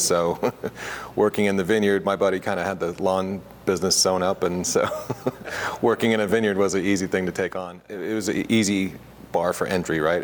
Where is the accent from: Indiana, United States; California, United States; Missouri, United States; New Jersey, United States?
Missouri, United States; Augusta; moved away as an adult; also born or lived in McMinnville, Oregon; I grew up in Augusta, Missouri